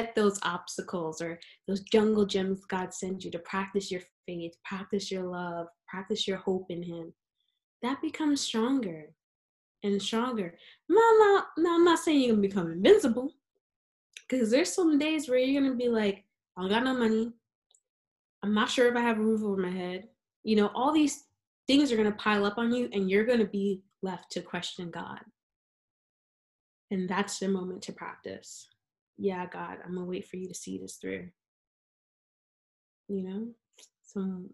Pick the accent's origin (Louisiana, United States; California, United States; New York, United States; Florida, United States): New York, United States; New York City; I'm a New Yorker